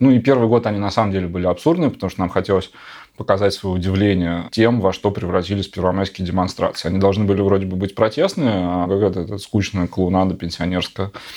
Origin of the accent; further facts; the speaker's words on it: Novosibirsk, Novosibirsk Oblast, Russia; now in Moscow, Russia; Город наш, Новосибирск, откуда я родом